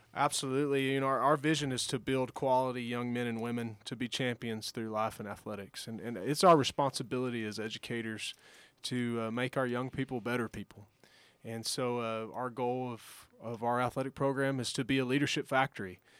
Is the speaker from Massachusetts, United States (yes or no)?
no; Giddings, Texas, United States; now in Alpine, United States; growing up in Giddings, um, small town, rural community